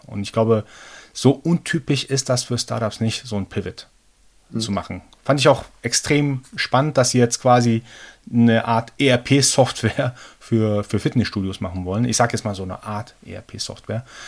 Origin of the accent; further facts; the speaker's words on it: Germany; also born or lived in Iran; gebürtiger Iraner, aber seit meinem zweiten Lebensjahr in Deutschland. Habe hier mein Abi gemacht